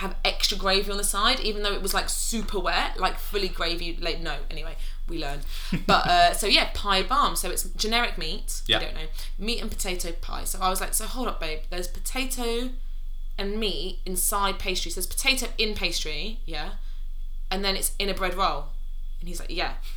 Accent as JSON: {"language": "English", "region": "London", "country": "United Kingdom", "tie": "born or raised there", "said": "born and raised in London"}